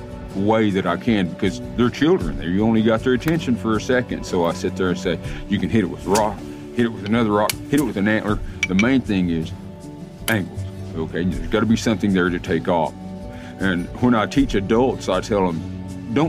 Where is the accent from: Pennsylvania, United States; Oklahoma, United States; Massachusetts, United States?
Oklahoma, United States; Tahlequah; I grew up here in Tahlequah. I was actually born just west of here on a place called Stick Ross Mountain